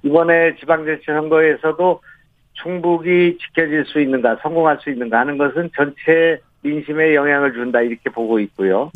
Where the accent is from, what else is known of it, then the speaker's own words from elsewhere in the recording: Goesan, North Chungcheong, South Korea; moved away; also born or lived in Gyeonggi Province; 제 고향이 이제 충청북도이고 거기서 자랐고